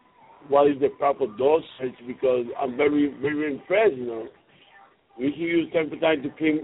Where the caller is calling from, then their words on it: Puerto Rico; I'm calling from Puerto Rico.